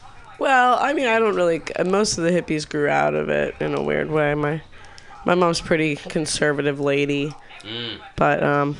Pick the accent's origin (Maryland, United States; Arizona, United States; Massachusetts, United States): Massachusetts, United States; Newton; I just, I grew up in Newton. Yeah. There are a lot of naked people.